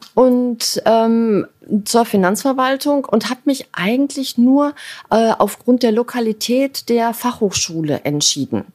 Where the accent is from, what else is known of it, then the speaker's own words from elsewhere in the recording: Dortmund, North Rhine-Westphalia, Germany; now in Hamburg, Germany; ich bin ein Kind des Ruhrgebiets. Ähm, ich bin, äh, in Dortmund geboren